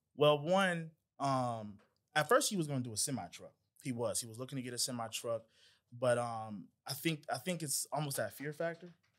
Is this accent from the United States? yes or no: yes; Atlanta, Georgia, United States; also born or lived in Decatur, Georgia; I'm from Atlanta, from Clayton County